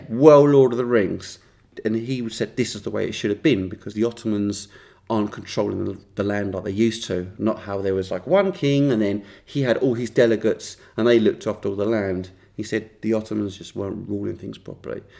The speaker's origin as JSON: {"language": "English", "country": "United Kingdom"}